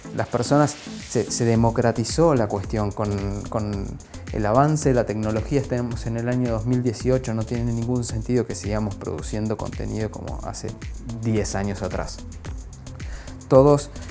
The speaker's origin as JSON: {"language": "Spanish", "country": "Argentina", "also_born_or_lived": "Buenos Aires", "said": "Vivo en Buenos Aires, soy argentino"}